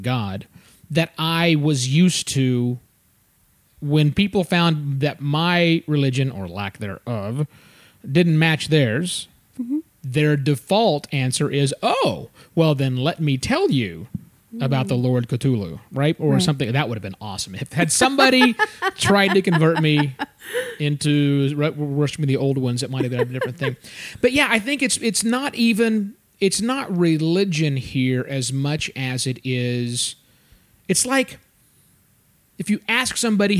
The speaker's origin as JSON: {"language": "English", "region": "the Bible Belt", "country": "United States", "tie": "born or raised there", "moved": "yes", "said": "I grew up in the Bible Belt"}